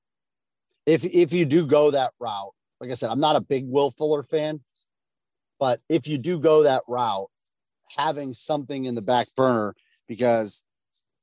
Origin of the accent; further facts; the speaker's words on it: Lorain, Ohio, United States; my hometown of Lorain, Ohio.